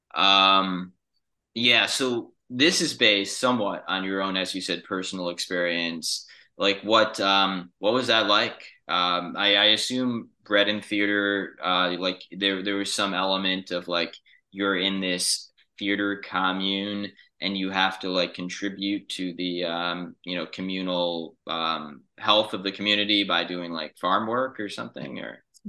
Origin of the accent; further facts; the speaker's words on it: New York City, New York, United States; I grew up in New York City